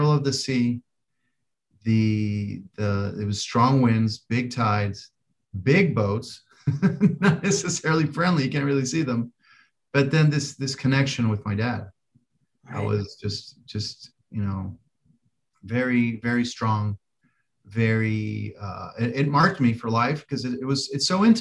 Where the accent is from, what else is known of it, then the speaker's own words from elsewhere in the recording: Colombia; moved away; I'm from Colombia originally. And so I learned to sail in three different places in Colombia